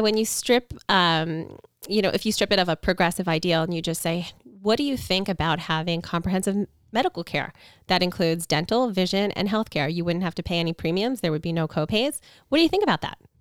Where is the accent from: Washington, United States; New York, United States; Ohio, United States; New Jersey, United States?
New York, United States; Long Island; I was born and raised in Long Island. I live here now with my family